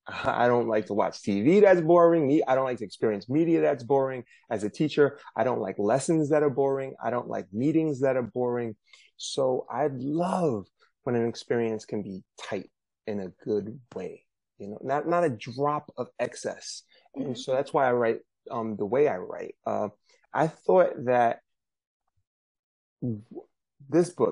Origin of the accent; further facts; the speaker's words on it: New York City, New York, United States; I'm from Brooklyn, New York. This is where I'm zooming in from